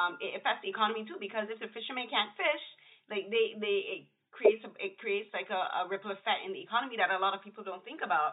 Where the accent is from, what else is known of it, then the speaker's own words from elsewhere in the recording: Barbados; moved away; I'm from Barbados